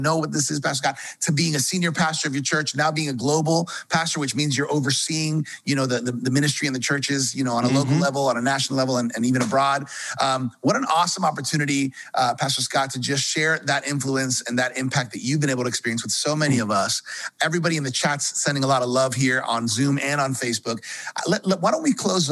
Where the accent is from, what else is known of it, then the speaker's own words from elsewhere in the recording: Colombia; I'm from Colombia too